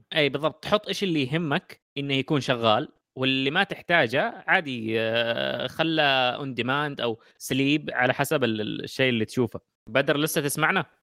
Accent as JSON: {"language": "Arabic", "country": "Saudi Arabia", "said": "عندنا في السعوديه"}